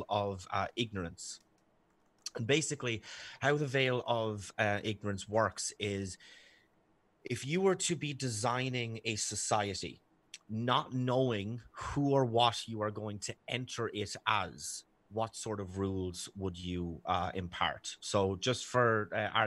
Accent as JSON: {"language": "English", "country": "Ireland", "accent": "Irish", "said": "my sexy Irish accent"}